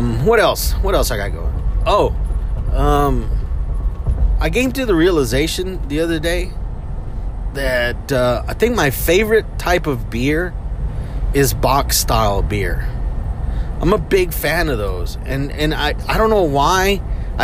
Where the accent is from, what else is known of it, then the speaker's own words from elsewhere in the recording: Houston, Texas, United States; we're from Houston.